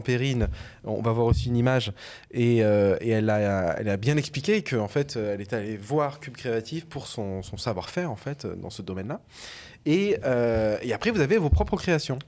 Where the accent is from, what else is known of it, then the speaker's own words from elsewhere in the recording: Avignon, Provence-Alpes-Côte d'Azur, France; also born or lived in Arles; je suis originaire d'Avignon, euh, Arles et tout ça, c'est mon bassin de vie en tout cas de ma jeunesse